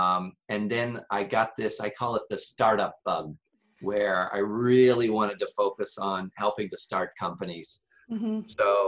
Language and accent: English; Seton, Illinois, United States; So Northwest Illinois near the Mississippi River. A little town called, we didn't live in a town. So a little town called Seton. We were 3 miles outside of that town.